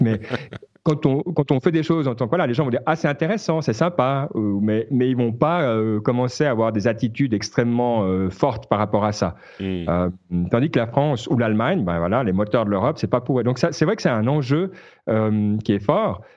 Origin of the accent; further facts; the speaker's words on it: Switzerland; en tant que Suisse